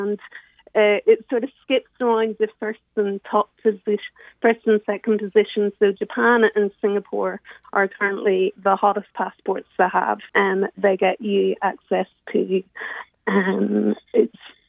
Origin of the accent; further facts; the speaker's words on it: Northern Ireland, United Kingdom; now in London, United Kingdom; I'm from Northern Ireland, which is does allow me the possibility of having dual citizenship.